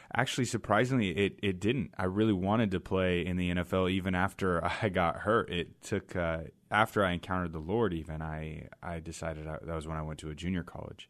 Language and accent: English; Mill Creek, Washington, United States; also born or lived in Boise, Idaho; I grew up in Mill Creek, Washington